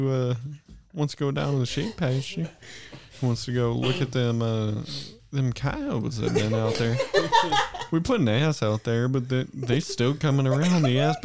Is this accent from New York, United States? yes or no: no; Texas, United States; I'm from Tejas around these parts, brother.